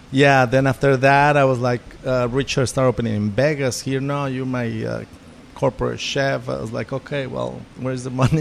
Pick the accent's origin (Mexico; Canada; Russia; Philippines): Mexico; moved away as an adult; also born or lived in New York; I'm from Mexico